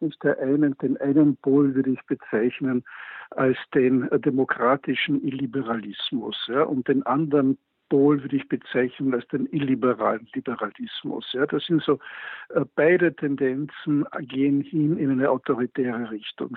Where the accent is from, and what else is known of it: Austria